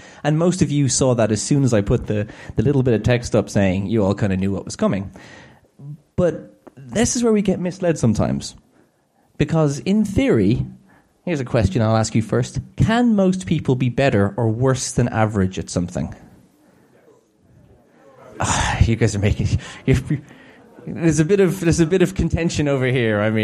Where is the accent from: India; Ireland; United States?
Ireland; I'm Irish and we tend to speak at that kind of rate